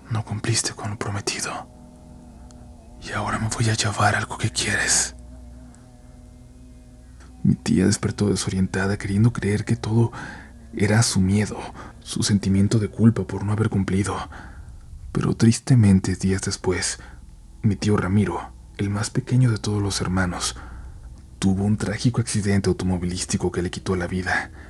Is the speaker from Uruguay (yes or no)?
no; León, Guanajuato, Mexico; soy de León, Guanajuato.